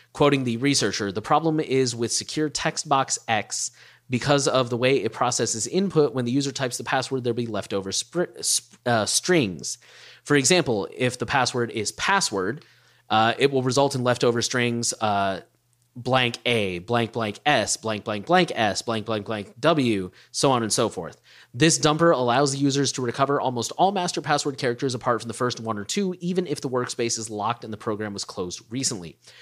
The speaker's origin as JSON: {"language": "English", "region": "Texas", "country": "United States", "said": "I'm from Texas"}